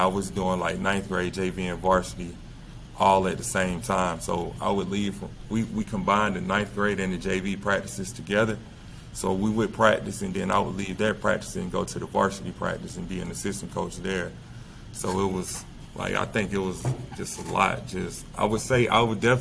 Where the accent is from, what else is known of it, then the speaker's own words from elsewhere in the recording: LaGrange, Georgia, United States; also born or lived in El Salvador; I became the head middle school coach here in my hometown